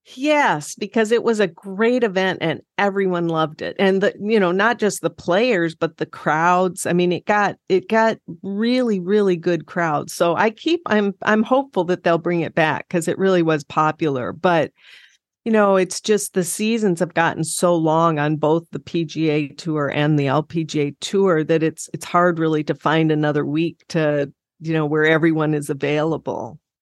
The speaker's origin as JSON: {"language": "English", "region": "South Dakota", "country": "United States", "tie": "born or raised there", "said": "I grew up in South Dakota and I loved growing up there"}